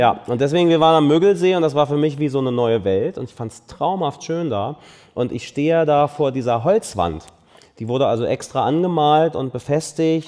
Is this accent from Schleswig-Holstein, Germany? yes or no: no; Berlin, Germany; ich bin ja in Berlin aufgewachsen